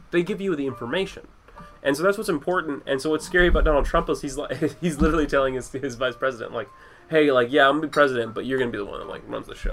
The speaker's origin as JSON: {"language": "English", "country": "United States", "said": "as a person who's traveled and has has like has met problems with being an American"}